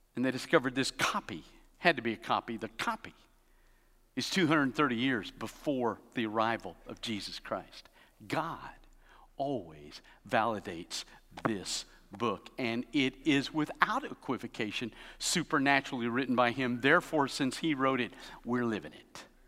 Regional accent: Tennessee, United States; moved away; also born or lived in Alabama; I was born in Tennessee.

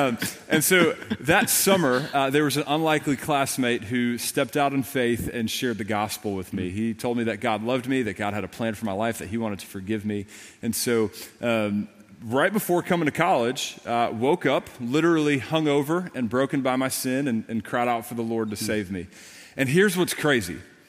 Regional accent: Long Island, New York, United States; when I was growing up on Long Island, New York. Had an amazing family, amazing parents. I grew up in a Roman Catholic home

